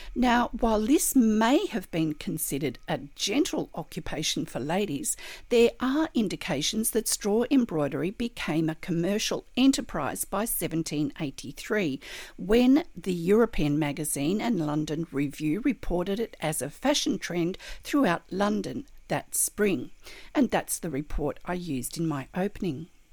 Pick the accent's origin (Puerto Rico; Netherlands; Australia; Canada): Australia; I'm an Australian textile artist